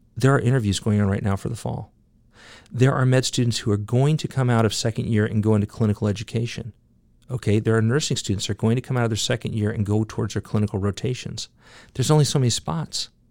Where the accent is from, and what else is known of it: United States